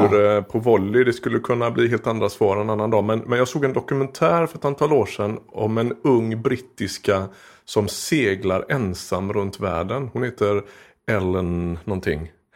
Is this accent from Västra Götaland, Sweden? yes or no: yes; Skepplanda, Västra Götaland, Sweden; also born or lived in Frölunda, Gothenburg; Och sen flyttade vi norr om Göteborg